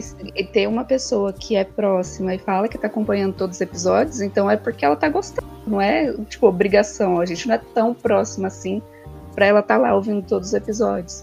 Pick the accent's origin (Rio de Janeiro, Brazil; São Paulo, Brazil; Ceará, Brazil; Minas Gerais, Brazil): São Paulo, Brazil; eu sou paulista, e aí a gente ia quase todo final de semana no Shopping Eldorado